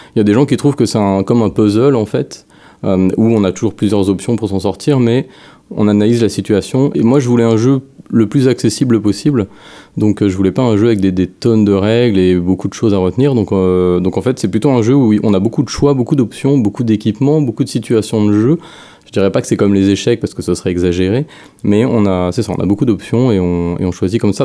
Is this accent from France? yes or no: yes; France; moved away as an adult; now in Montreal, Canada; je suis français, puis j'ai, j'ai, je suis parti là-bas, bah, pour le jeu vidéo